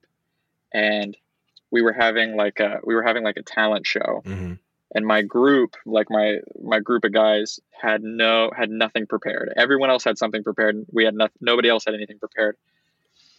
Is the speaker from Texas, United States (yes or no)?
yes; Austin, Texas, United States; Pretty much lived here my entire life